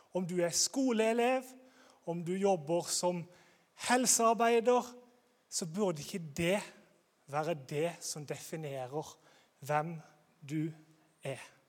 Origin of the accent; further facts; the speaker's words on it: Grimstad, Agder, Norway; Jeg kommer fra Grimstad